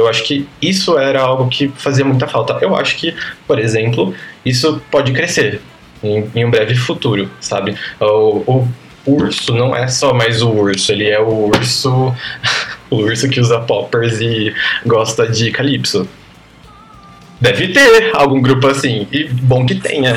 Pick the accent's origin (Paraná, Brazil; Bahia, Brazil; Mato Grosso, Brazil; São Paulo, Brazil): São Paulo, Brazil; Piracicaba; Eu cresci em Piracicaba, interior de São Paulo, uma cidade mais ou menos grande